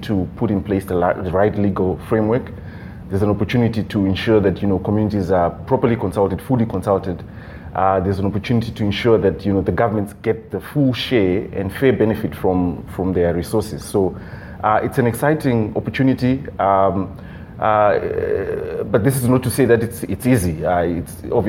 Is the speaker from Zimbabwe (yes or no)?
yes; Zimbabwe; I'm from Zimbabwe